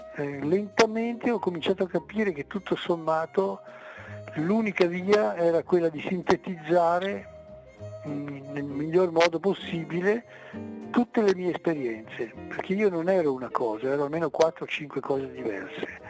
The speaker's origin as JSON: {"language": "Italian", "town": "Merano", "region": "Trentino-Alto Adige", "country": "Italy", "tie": "born or raised there", "said": "sono nato a Merano, quindi Merano Alto Adige"}